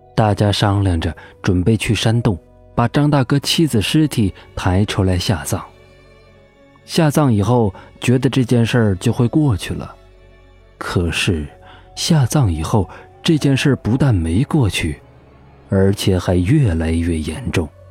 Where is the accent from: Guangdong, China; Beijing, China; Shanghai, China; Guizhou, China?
Guizhou, China; 在我们贵州那里